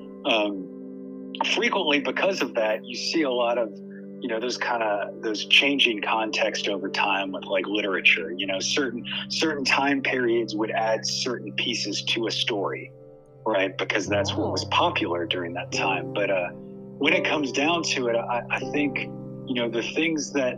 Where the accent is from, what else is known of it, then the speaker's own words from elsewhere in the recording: New Orleans, Louisiana, United States; I grew up down in New Orleans